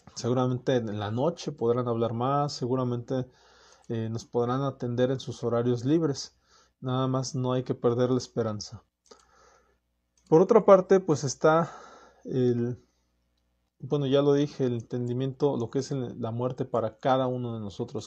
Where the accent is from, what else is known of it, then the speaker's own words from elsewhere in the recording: Mexico; como mexicanos